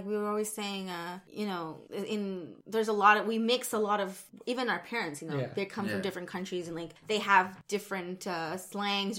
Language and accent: English; Canada; I'm Canadian.